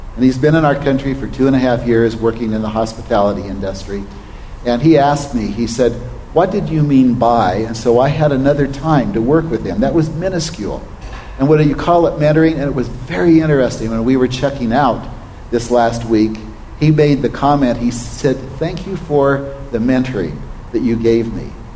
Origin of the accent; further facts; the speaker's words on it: Oregon, United States; I was raised in Oregon on a cattle ranch